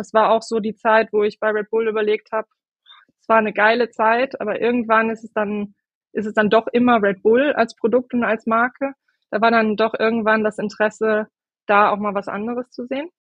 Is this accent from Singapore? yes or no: no; Moers, moved with family to the Nordeifel, North Rhine-Westphalia, Germany; ich bin in Mörs, im schönen Mörs geboren